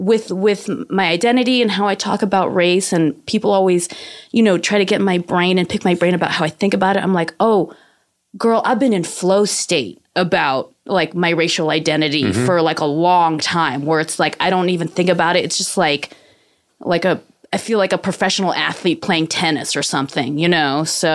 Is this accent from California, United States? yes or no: yes; San Francisco, California, United States; I grew up in San Francisco, which is like Asian Wakanda.